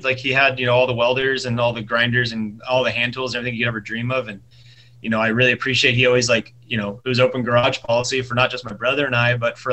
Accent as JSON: {"language": "English", "town": "San Diego", "region": "California", "country": "United States", "tie": "born or raised there", "also_born_or_lived": "El Cajon, California", "said": "I grew up mainly in Claremont, so like San Diego. Claremont, I went to Claremont High School"}